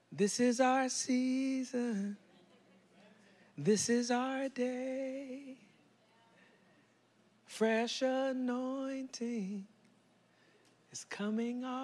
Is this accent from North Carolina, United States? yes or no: no; California, United States; now in Dallas, United States; I'm from Cali. I, I, I moved from Cali to Oak Cliff. I moved to Oak Cliff.